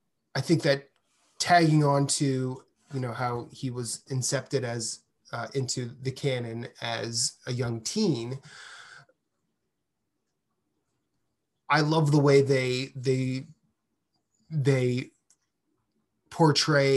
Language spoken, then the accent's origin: English; Midwest, United States; I'm from the Midwest